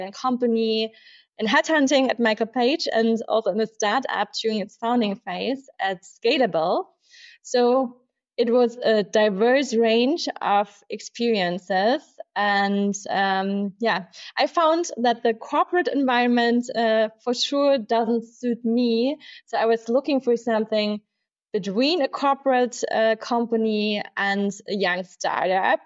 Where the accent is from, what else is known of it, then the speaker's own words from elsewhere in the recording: Munich, Bavaria, Germany; I'm a true Münchner Kinder, born and raised in Munich.